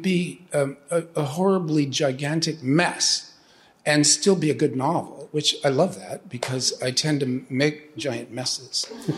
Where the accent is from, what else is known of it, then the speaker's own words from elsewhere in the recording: California, United States; Oh, sure. I mean, I'm a Southern California boy. I grew up in Orange County, so that's really L.A. South.